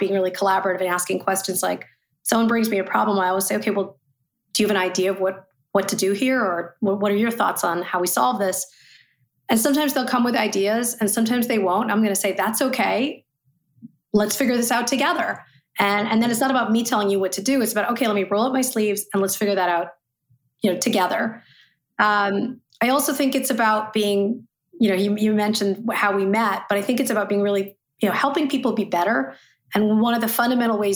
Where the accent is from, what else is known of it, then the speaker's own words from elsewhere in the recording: Saskatchewan, Canada; also born or lived in Ottawa, Canada; now in New York City, United States; I was born in Ottawa, but grew up in Saskatchewan, Canada. So I live in New York City now.